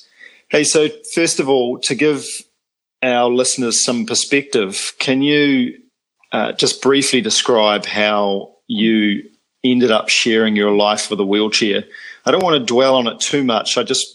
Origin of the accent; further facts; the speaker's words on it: New Zealand; I'm a paraplegic from New Zealand